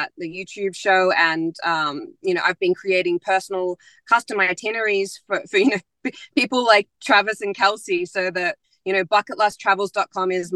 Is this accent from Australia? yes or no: yes; Melbourne, Victoria, Australia; moved away; Australia is my home country